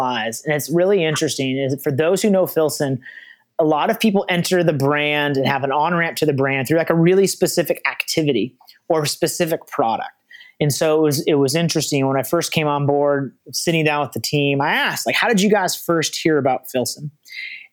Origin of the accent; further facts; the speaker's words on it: the Northwest, Pacific Northwest, United States; as someone from the Northwest